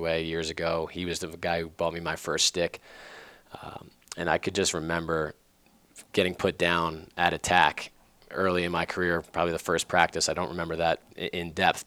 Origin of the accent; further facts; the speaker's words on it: North Massapequa, New York, United States; also born or lived in Farmingdale, New York; we were growing up in North Massapequa